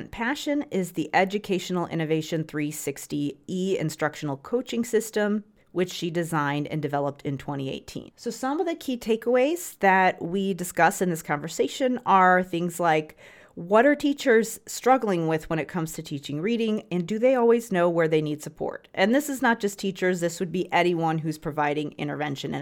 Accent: Chicago suburbs, Illinois, United States; I'm from the Chicago area as well, but but from the suburbs.

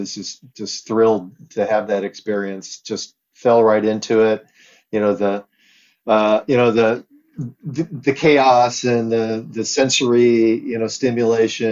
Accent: Sanger, California, United States; also born or lived in Wichita, Kansas; we moved to Sanger, California. It's a small farming community, 13 miles east of Fresno

